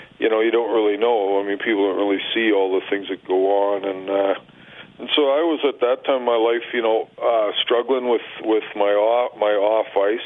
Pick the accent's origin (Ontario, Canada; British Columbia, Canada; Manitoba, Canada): Manitoba, Canada; Winkler; also born or lived in Morden, Manitoba; now in Winnipeg, Canada; I was born in Winnipeg, but I grew up in Winkler